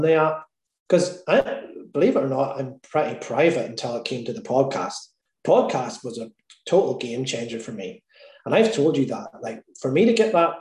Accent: Northern Ireland, United Kingdom; I'm Irish

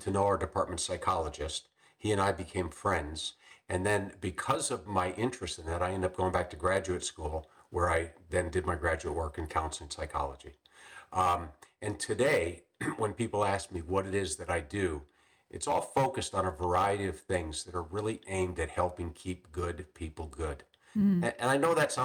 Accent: Chicago, Illinois, United States; moved away as an adult; also born or lived in Macomb, Illinois / Tucson, Arizona; I grew up in the Chicago area

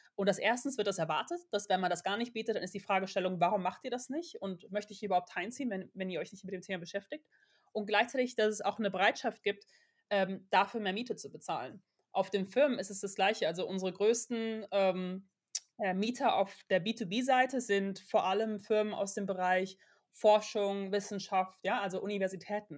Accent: Aachen, North Rhine-Westphalia, Germany; Wir kommen beide aus Aachen

